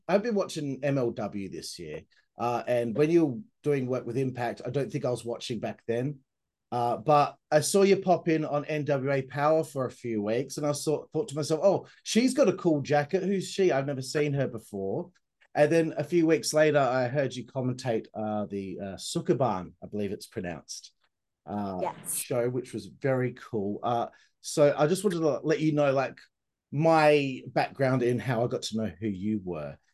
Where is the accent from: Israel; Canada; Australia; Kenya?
Australia; I'm Australian. We're terrible at, at uh, pronouncing anything.